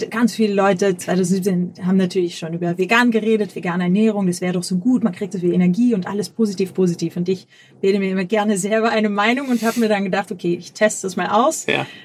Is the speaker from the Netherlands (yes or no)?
yes; Netherlands; Wir hatten 2000 17 haben wir noch in Amsterdam gewohnt. Ich komme aus Holland und es war alles sehr cool